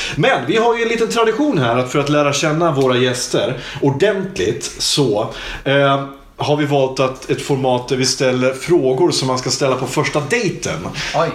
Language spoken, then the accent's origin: Swedish; Hudiksvall, Gävleborg County, Sweden; Hudiksvall där jag kommer ifrån